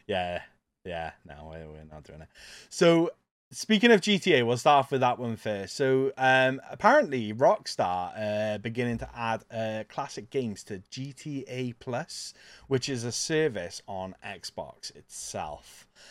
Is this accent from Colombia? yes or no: no; Welsh, Wales, United Kingdom; I'm a Welsh pirate.